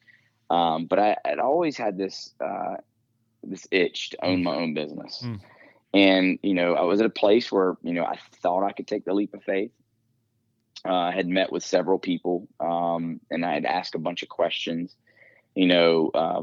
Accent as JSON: {"language": "English", "town": "Greenville", "region": "South Carolina", "country": "United States", "tie": "born or raised there", "moved": "as an adult", "lives_now": "Reading, United States", "said": "I was born and raised in the northwest corner in Greenville, South Carolina area is my hometown"}